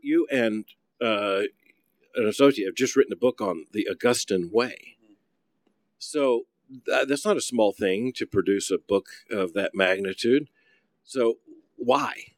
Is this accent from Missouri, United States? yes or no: no; Florida, United States; I grew up in Florida